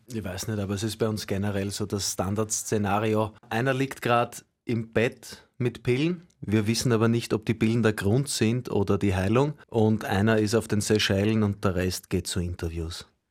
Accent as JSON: {"language": "German", "region": "Vienna", "country": "Austria", "tie": "born or raised there", "said": "ich bin nicht nur im Villenviertel aufgewachsen und groß geworden"}